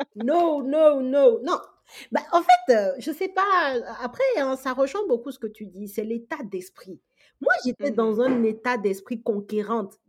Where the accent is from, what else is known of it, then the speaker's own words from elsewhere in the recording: Togo; moved away as an adult; now in France; je suis absolument pas née en France, je suis togolaise, donc euh, de l'Afrique de l'Ouest. J'ai fait mes études primaires, secondaires, j'ai eu mon bac au Togo et ensuite je suis arrivée en France en fait pour mes études supérieures